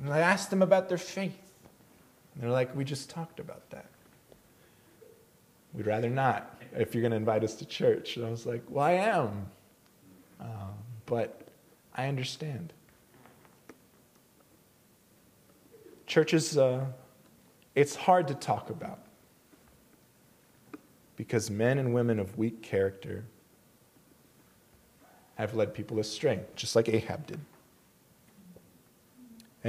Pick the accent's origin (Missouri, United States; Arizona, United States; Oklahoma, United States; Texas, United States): Texas, United States; El Paso; moved away; I'm originally from El Paso